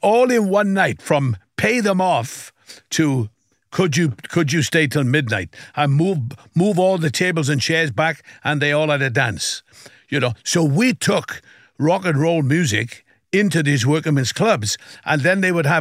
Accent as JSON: {"language": "English", "region": "South Wales", "country": "United Kingdom", "tie": "born or raised there", "said": "growing up in Wales, you know, I would sing, first of all, in school"}